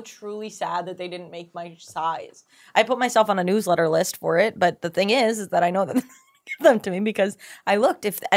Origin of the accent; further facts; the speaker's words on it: Ohio, United States; I'm from Ohio